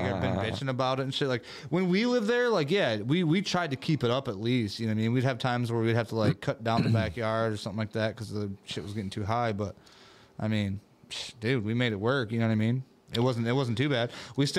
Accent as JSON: {"language": "English", "town": "Vandercook Lake", "region": "Michigan", "country": "United States", "tie": "born or raised there", "said": "my house I grew up in Vandercook Lake, Michigan. And it's the smallest house on the block. It used to be a two-car garage that they converted into a house."}